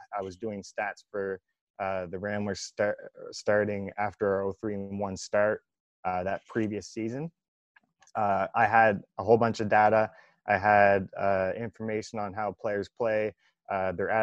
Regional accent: Canada; my hometown and my team, because I was growing up there

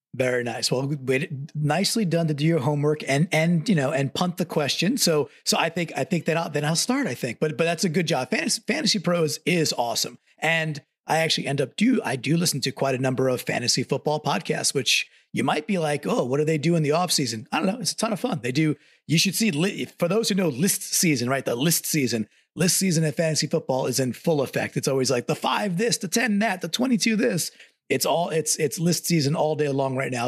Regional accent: Long Island, New York, United States; born and raised on Long Island

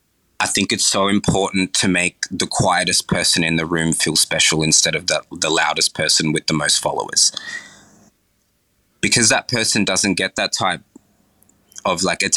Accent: Fiji; I was born in Fiji.

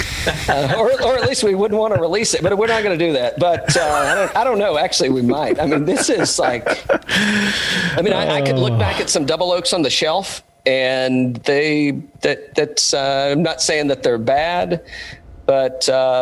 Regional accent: East Tennessee, United States; now in Atlanta, United States; originally I'm from East Tennessee

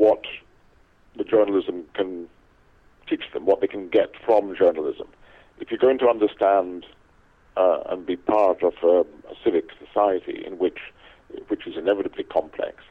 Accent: Scotland, United Kingdom; where I was born in Scotland

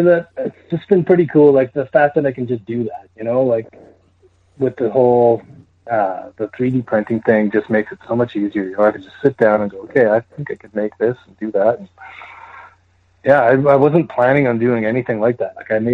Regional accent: Calgary, Alberta, Canada; also born or lived in Saskatoon; Growing up in Calgary too

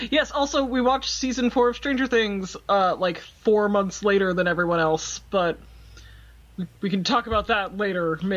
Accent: Texas, United States; we're from Central Texas, so we had that moment where we're both like, ah, I've been there.

